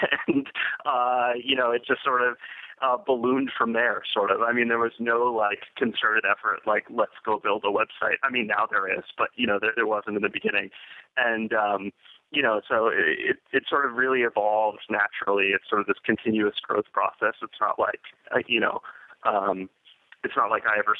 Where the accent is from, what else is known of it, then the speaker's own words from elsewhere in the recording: Boston, Massachusetts, United States; as a kid growing up in the Boston area